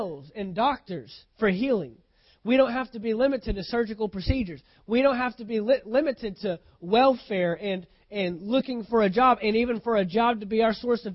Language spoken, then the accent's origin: English; United States; as an American citizen